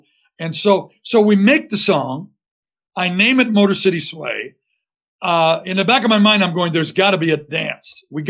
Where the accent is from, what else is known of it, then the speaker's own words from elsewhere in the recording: Windsor, Ontario, Canada; moved away as an adult; now in Detroit, United States; I'm a Canadian guy from Windsor, Ontario, across the river, that's been adopted by one of the greatest music cities in the world.